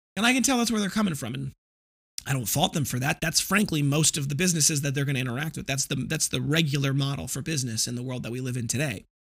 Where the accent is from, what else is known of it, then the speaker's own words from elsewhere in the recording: Midwest, United States; I come from the Midwest